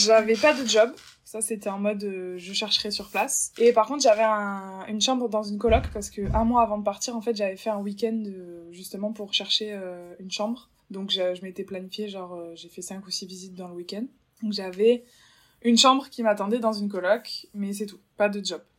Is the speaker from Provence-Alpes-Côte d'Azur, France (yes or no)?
no; Bordeaux, Nouvelle-Aquitaine, France; moved away as an adult; also born or lived in London; je suis originaire de Bordeaux, dans le sud-ouest.